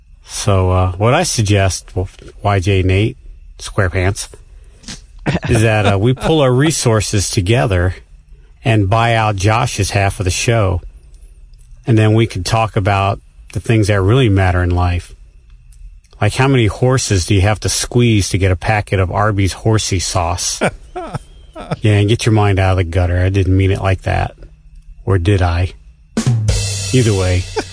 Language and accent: English; Ohio, United States; I'm from Ohio, the Buckeye State.